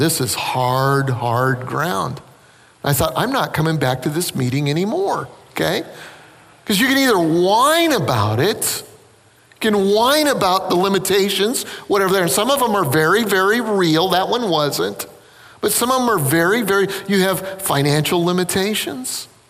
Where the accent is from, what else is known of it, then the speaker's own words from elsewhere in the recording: South Carolina, United States; Listen, I'm from South Carolina.